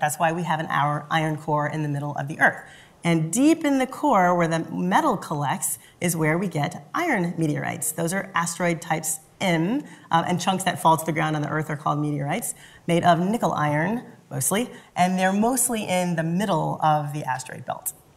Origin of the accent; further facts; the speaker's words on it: Louisville, Kentucky, United States; I grew up in Louisville, Kentucky.